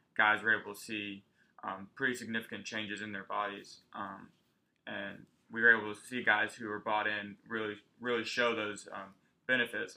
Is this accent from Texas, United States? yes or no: yes; Texas, United States; now in Arkansas, United States; whenever they would ask me where I'm from, I did say Texas every single time.